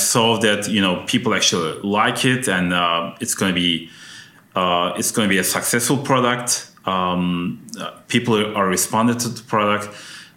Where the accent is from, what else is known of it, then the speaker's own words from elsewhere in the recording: Turkey; also born or lived in Ankara, Turkey; now in United States; my home country, which is Turkey. So I went back to Ankara